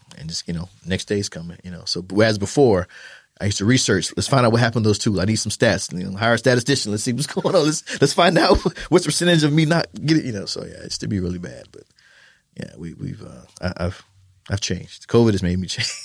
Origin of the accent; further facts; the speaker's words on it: Fort Lauderdale, Florida, United States; moved away as an adult; also born or lived in Germany; now in San Antonio, United States; I'm originally from Florida